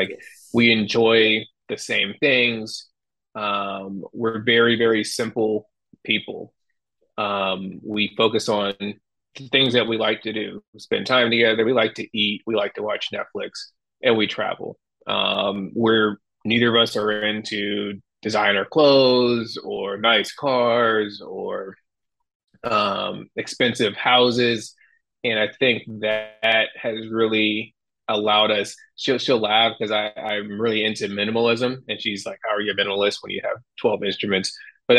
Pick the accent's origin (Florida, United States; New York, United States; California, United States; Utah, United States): New York, United States; Yeah, I'm from New York, and he's from a farm.